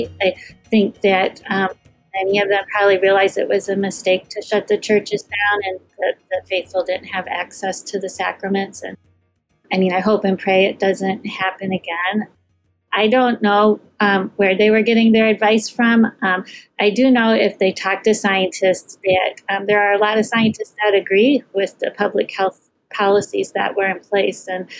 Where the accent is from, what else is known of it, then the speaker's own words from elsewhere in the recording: Dubuque, Iowa, United States; So Dubuque is in the eastern part of Iowa, right on the border of Wisconsin and Illinois. So a small city, about 60,000 people.